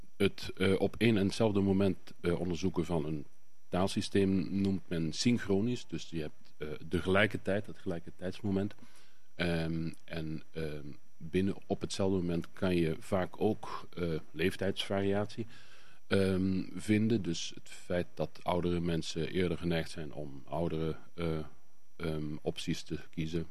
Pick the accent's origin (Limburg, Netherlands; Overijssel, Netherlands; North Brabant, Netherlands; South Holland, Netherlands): Limburg, Netherlands; Ubach over Worms; accent: Limburgish (Ubach over Worms dialect); Ik spreek een Limburgs dialect. En wel het dialect van eh, de plaats Ubach overworms